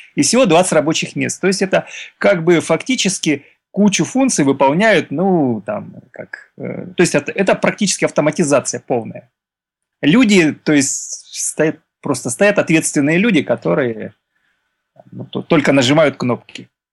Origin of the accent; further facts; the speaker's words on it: Stavropol Krai, Russia; я из Ставропольского края